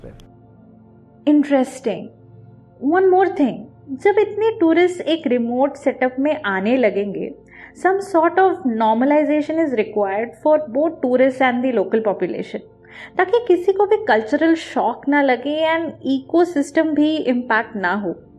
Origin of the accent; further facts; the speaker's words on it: Chhattisgarh, India; मैं खुद छत्तीसगढ़ से हूँ